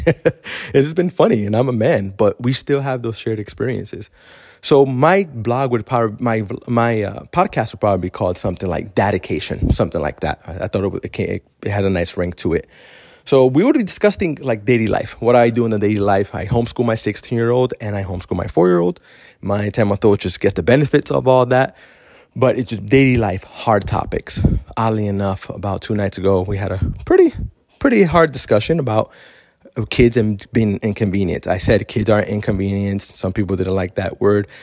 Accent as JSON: {"language": "English", "town": "Miami", "region": "Florida", "country": "United States", "tie": "born or raised there", "moved": "as an adult", "lives_now": "Central Florida, United States", "said": "we moved from Miami, which we were practically raised there for twenty-six years"}